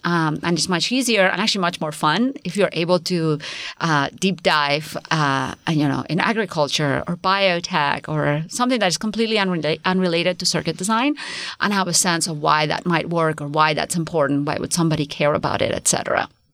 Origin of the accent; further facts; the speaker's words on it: Spain; now in United States; Spain, I come from Spain